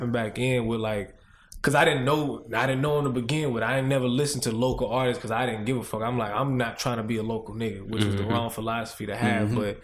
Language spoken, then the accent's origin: English; Little Rock, Arkansas, United States; now in Los Angeles, United States; I'm from Little Rock